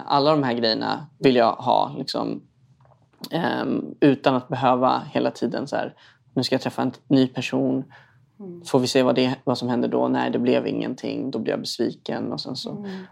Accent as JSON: {"language": "Swedish", "town": "Stockholm", "region": "Stockholm County", "country": "Sweden", "tie": "born or raised there", "said": "uppvuxen i en förort i Stockholm."}